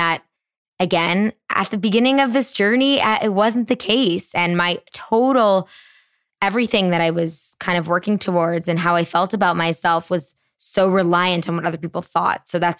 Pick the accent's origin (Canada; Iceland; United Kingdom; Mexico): Canada; moved away as an adult; now in New York City, United States; I'm Canadian